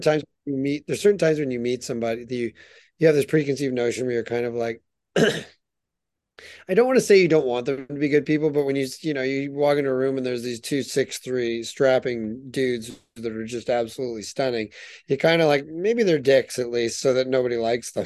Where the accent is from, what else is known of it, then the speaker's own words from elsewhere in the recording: United States; moved away as an adult; now in Canada; I'm an American born and raised, you know, through and through